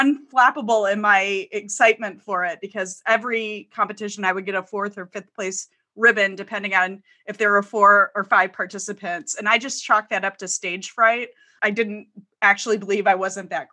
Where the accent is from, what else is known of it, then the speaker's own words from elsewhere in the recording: Detroit, Michigan, United States; moved away as an adult; also born or lived in California; I grew up in the Metro Detroit area, so Midwestern born and raised